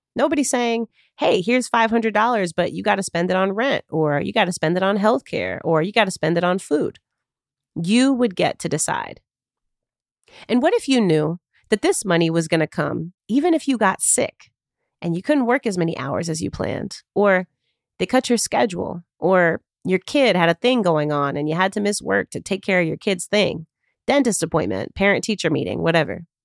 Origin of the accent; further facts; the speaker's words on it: Chicago, Illinois, United States; I live and work in Chicago, my hometown